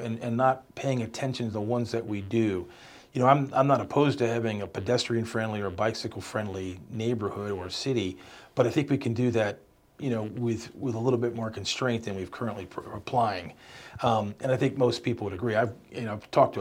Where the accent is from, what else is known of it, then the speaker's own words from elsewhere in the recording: Salisbury, Maryland, United States; I'm from Salisbury. I've lived in Salisbury my entire adult life. I came back here after college